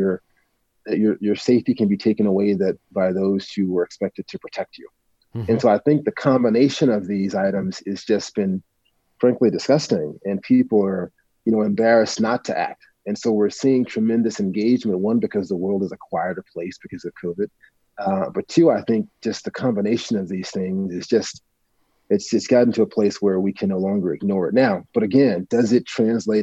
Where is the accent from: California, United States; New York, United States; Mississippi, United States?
Mississippi, United States; Northern; I'm from, you know, I'm from Northern Mississippi